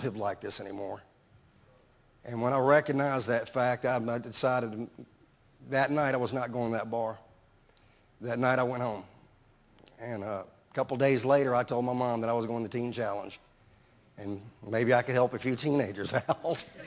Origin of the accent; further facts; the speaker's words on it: Baton Rouge, Louisiana, United States; I'm from Baton Rouge